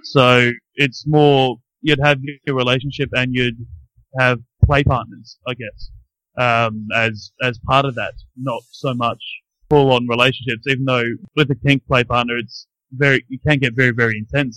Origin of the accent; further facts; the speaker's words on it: Brisbane, Queensland, Australia; now in Christchurch, New Zealand; I grew up in Brisbane though, uh, in Australia